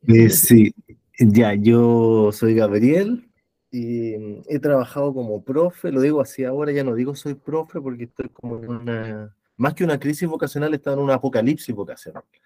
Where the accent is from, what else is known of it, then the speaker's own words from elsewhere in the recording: Santiago, Santiago Metropolitan Region, Chile; soy de Santiago